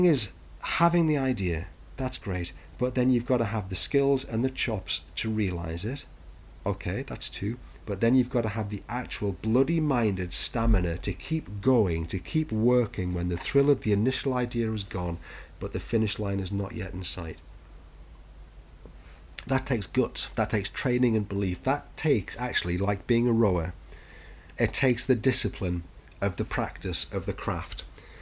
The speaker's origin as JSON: {"language": "English", "country": "United Kingdom", "said": "we are British."}